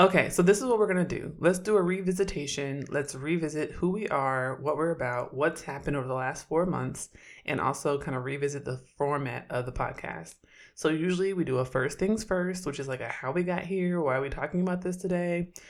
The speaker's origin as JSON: {"language": "English", "town": "Oakland", "region": "California", "country": "United States", "moved": "as an adult", "lives_now": "Syracuse, United States", "said": "I'm from Oakland"}